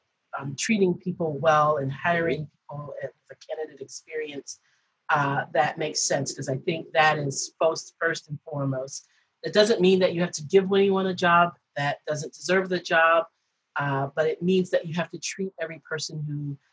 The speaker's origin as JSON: {"language": "English", "town": "Detroit", "region": "Michigan", "country": "United States", "said": "I moved from Detroit to Chicago. I went to school in outside of Chicago. Then I moved home for a little bit, and then I moved back"}